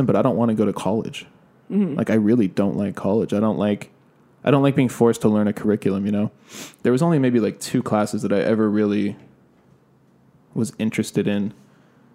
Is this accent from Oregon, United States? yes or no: no; California, United States; now in Los Angeles, United States; I'm from California and I didn't live that far away. So I used to come to LA a lot before I actually moved here